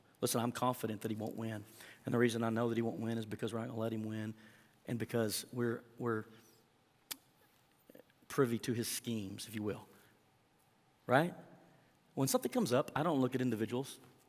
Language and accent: English; Oklahoma, United States; I was raised in Southwest Oklahoma, and you know, everyone, we're kids.